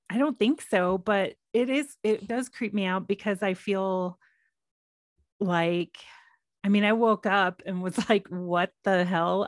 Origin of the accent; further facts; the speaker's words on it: Texas, United States; now in Colorado, United States; me growing up in Texas